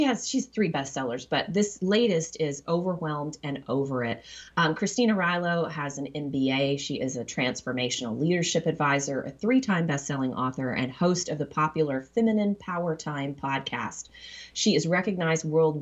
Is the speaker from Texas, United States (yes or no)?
yes; Texas, United States; moved away; I'm from Texas originally